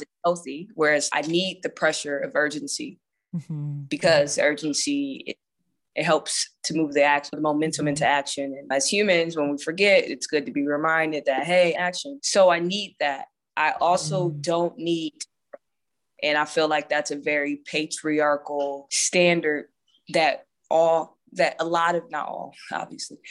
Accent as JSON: {"language": "English", "town": "Akron", "region": "Ohio", "country": "United States", "tie": "born or raised there", "moved": "yes", "lives_now": "Las Vegas, United States", "said": "I'm from Akron, Ohio, which, if anybody knows about, if you've ever been to Cleveland or Cincinnati, it's very similar as far as my upbringing"}